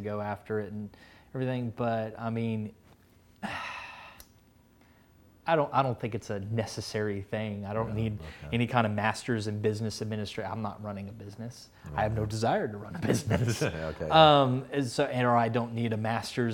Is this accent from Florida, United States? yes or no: no; Texas, United States; moved away as an adult; also born or lived in Kentucky; now in North Carolina, United States; I'm originally from Texas